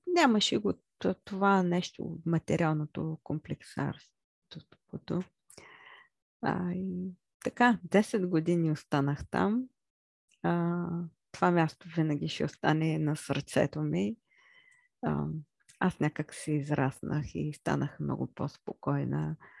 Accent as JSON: {"language": "Bulgarian", "town": "Chirpan", "region": "Stara Zagora Province", "country": "Bulgaria", "tie": "born or raised there", "said": "аз съм родена в Стара Загора, но израснах в град Черпан"}